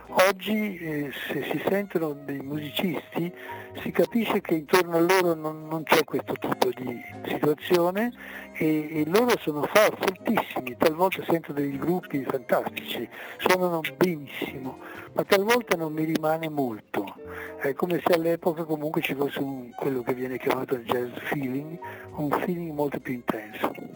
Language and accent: Italian; Merano, Trentino-Alto Adige, Italy; sono nato a Merano, quindi Merano Alto Adige